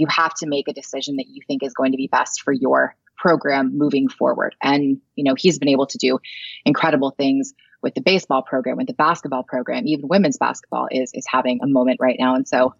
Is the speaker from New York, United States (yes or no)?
no; Los Angeles, California, United States; moved away as an adult; also born or lived in Palm Desert, California / Nevada; I was born and raised in Southern California, Los Angeles, and Palm Desert. And I, like I said, I grew up on USC, and I ended up going to Nevada for college.